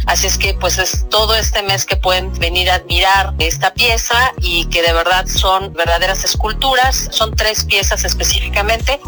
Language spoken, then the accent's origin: Spanish; Mexico; nosotros no fuimos la excepción, como mexicanos